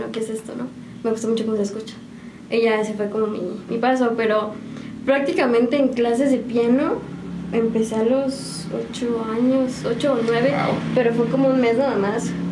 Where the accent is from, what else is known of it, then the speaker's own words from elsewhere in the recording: Mexico City, Mexico; moved away as an adult; now in San Juan del Río, Mexico; yo soy este, chilanga. Oh, este, genial. Entonces allá de la Ciudad de México, de, de Catepec.